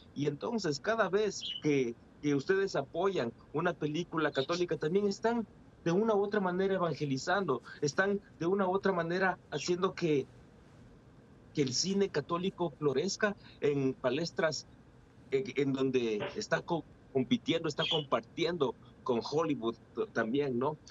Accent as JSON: {"language": "Spanish", "country": "Ecuador", "moved": "yes", "lives_now": "Fresno, United States", "said": "Aunque yo soy ecuatoriano, me siento como mexicano de corazón"}